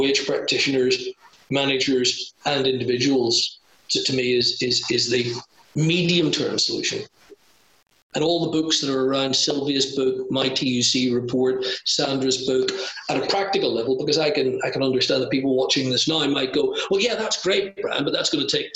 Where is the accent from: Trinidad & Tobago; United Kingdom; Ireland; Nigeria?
Ireland; I'm a colonial as well. I'm Irish